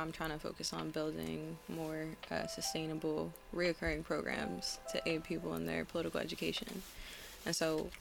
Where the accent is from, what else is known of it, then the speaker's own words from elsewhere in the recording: Secaucus, New Jersey, United States; I grew up in Secaucus